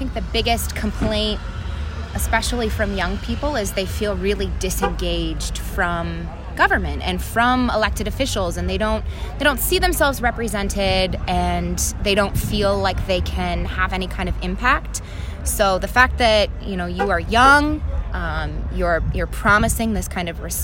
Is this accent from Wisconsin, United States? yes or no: no; Bowling Green, Ohio, United States; moved away as an adult; now in Toledo, United States; I am originally from Bowling Green